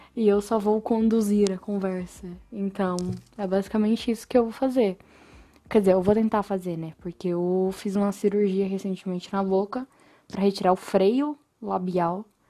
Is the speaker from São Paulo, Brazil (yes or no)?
yes; São Paulo, Brazil; moved away as an adult; now in São João del Rei, Brazil; eu sou de São Paulo, na verdade, e eu me mudei para São João del Rei faz uns dois anos